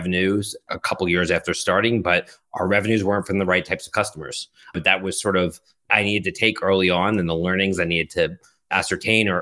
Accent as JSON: {"language": "English", "town": "Philadelphia", "region": "Pennsylvania", "country": "United States", "tie": "born or raised there", "also_born_or_lived": "Boston", "moved": "as an adult", "lives_now": "New York, United States", "said": "I grew up in Philadelphia"}